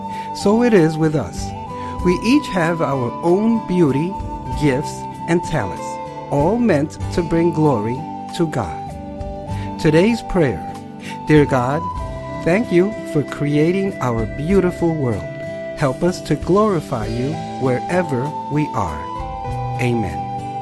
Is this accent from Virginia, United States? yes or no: no; Colorado, United States; I grew up in Colorado and had never seen the ocean up close.